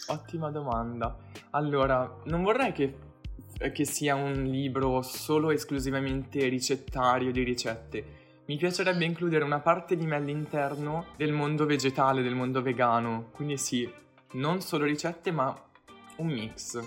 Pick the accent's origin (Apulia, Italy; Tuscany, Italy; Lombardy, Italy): Apulia, Italy; io sono pugliese